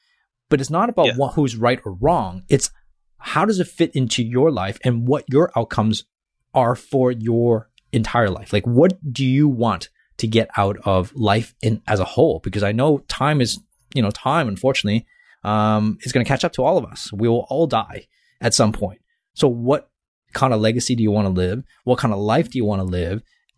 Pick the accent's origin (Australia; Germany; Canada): Canada; accent: Canadian; I thought it was my Canadian accent here.